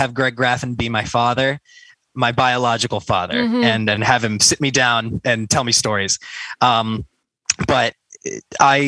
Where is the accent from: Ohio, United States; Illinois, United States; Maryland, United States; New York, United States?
Ohio, United States; Cleveland; moved away as an adult; now in Columbus, United States; I hail from Columbus, Ohio, originally from Cleveland, Ohio